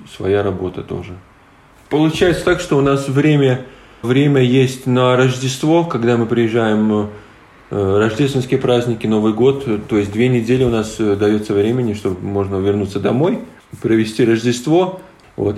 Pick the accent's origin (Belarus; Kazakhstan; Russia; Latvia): Latvia; Latgale; first language Polish; Russian is a second language; also born or lived in Lithuania; нам было, наверное, по 4 годика, и родители переехали в Латвию